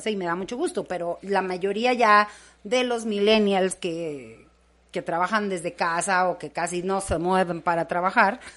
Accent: Sinaloa, Mexico; Pues, Sinaloa.

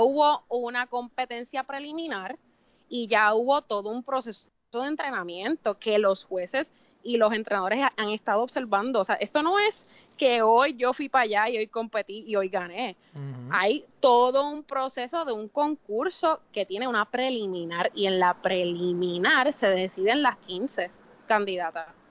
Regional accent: Puerto Rico

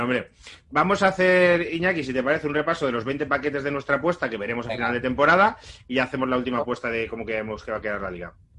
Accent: Móstoles, Community of Madrid, Spain; also born or lived in Sanabria, Zamora; como mostoleño

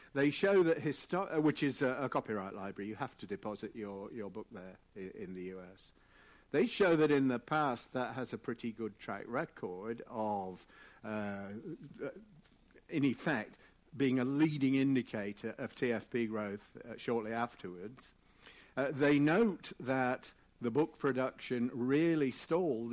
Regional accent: England, United Kingdom; I am English

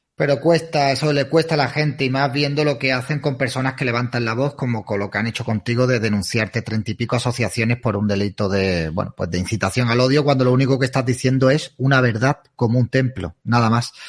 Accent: Spain; muchos españoles que no valoramos el gran país que tenemos

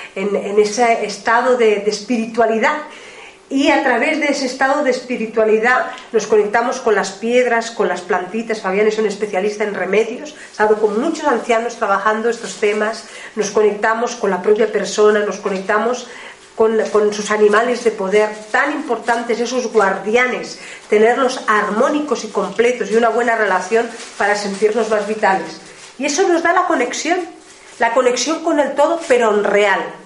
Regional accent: Ebro Delta, Catalonia, Spain; la zona del Ebro, eh, del delta del Ebro, de donde nosotros, de donde yo vengo

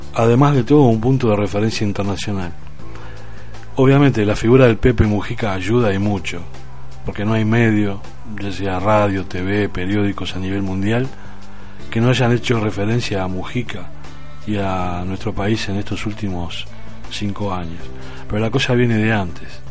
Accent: Uruguay; now in Spain; en Uruguay, en mi país.

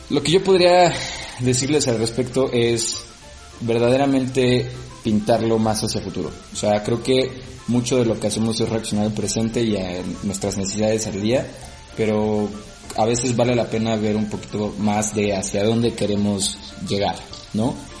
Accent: Mexico; como mexicanos

